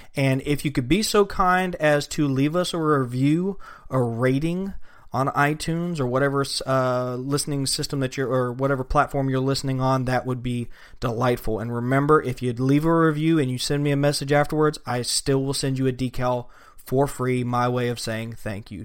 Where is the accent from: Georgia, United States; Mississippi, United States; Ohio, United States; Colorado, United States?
Georgia, United States; now in Florida, United States; Growing up in Georgia and then coming to Florida